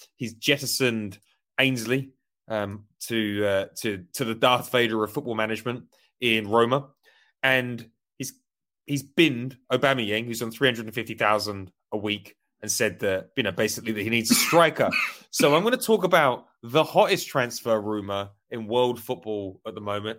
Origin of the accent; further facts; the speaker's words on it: Essex, East of England, United Kingdom; moved away; I, I grew up in Essex